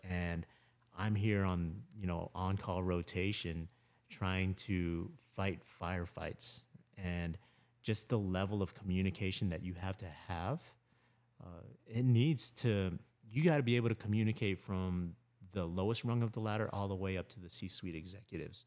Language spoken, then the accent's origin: English; Lutz, Florida, United States; also born or lived in Philippines; moved here when I was three years old